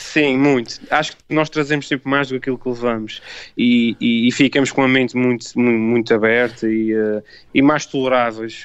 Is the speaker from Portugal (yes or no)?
yes; Azores, Portugal; eu sendo açoriano